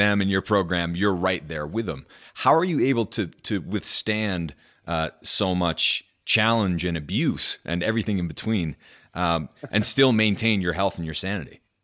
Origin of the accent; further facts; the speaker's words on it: New Hampshire, United States; moved away; I grew up in New Hampshire